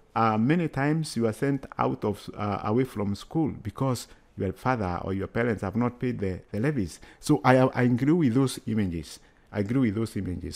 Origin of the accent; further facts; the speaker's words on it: Kenya; moved away as an adult; now in United States; I come from Kenya